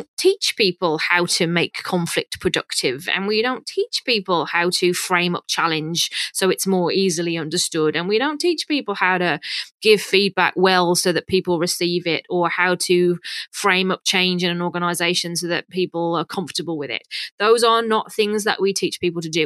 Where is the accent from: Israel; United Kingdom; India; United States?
United Kingdom; accent: British; moved away as an adult; now in Canada; probably guessed by my accent that I'm British.